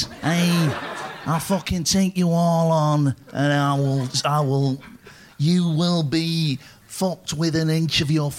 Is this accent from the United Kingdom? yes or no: yes; Wales, United Kingdom; I'm from Wales, and it's very nice to meet you.